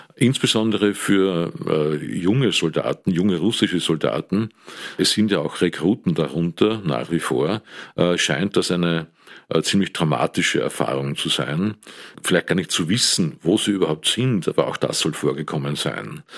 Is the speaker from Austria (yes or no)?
yes; Amstetten, Lower Austria, Austria; also born or lived in Steyr, Upper Austria; Bin 1955 geboren am Land äh, im schönen Steyr, bin aufgewachsen dann im westlichen Niederösterreich, habe dort äh, normale Volksschule besucht, das Gymnasium in Amstetten